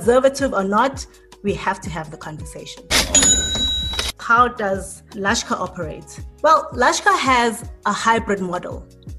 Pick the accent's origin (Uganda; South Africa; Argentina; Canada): South Africa; Some people just wanna leave us out as South African brands.